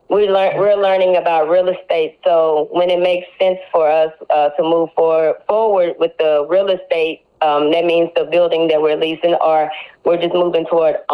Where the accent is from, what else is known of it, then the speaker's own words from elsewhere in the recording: Corsicana, Texas, United States; also born or lived in Houston; to come from Corsicana, that's like my home. I love Corsicana.